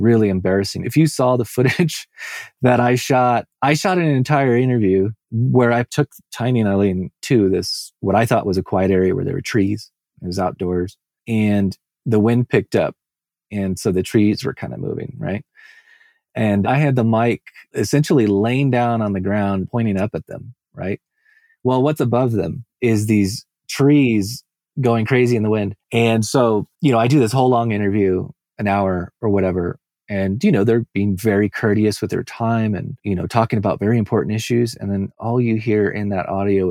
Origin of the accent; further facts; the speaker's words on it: Southern California, United States; I came from Southern California.